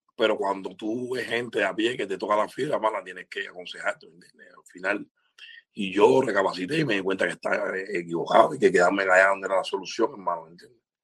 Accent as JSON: {"language": "Spanish", "country": "Cuba", "moved": "yes", "said": "nosotros los artistas cubanos"}